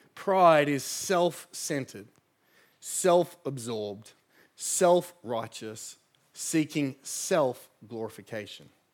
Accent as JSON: {"language": "English", "town": "Sydney", "region": "New South Wales", "country": "Australia", "tie": "born or raised there", "said": "I grew up in the Shire."}